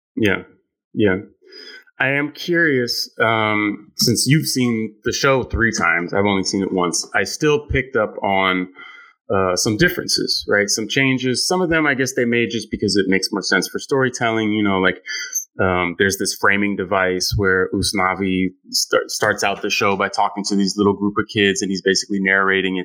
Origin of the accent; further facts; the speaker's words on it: San Francisco, California, United States; moved away as an adult; now in New York City, United States; I'm from San Francisco. You know, I live in New York